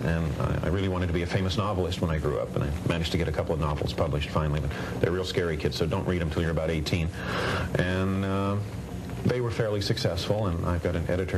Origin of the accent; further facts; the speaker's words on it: England, United Kingdom; moved away; also born or lived in Canada; I grew up in England